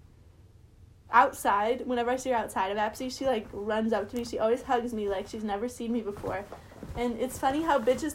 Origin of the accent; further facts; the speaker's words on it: Wisconsin, United States; Thresa is the name of the town that it's in Wisconsin